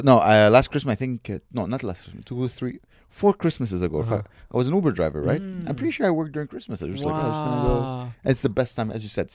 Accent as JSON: {"language": "English", "country": "Lebanon", "tie": "born or raised there", "moved": "yes", "said": "I grew up in Lebanon. As a Muslim"}